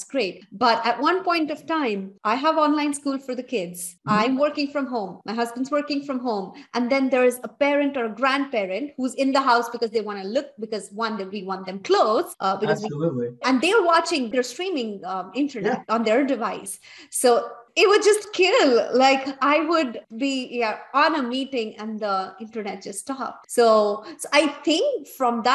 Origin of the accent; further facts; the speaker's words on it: India; moved away as an adult; now in Canada; I come from India.